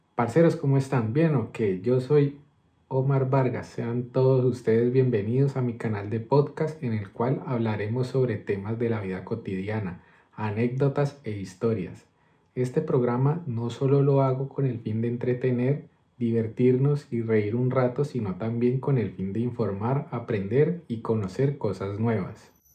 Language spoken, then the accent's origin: Spanish; Colombia; also born or lived in Madrid, Spain; now in Spain; somos nosotros los colombianos